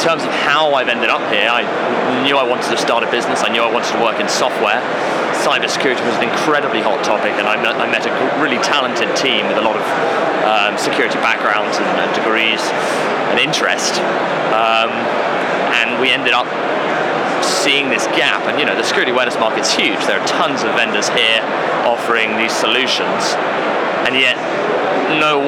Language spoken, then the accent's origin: English; London, United Kingdom; moved away as an adult; also born or lived in Bristol / South Wales; I grew up in Putney, just south of the river